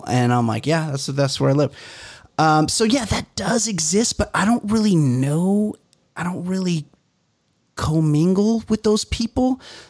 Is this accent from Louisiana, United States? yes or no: no; Orange County, California, United States; I'm from Orange County and we're all white here.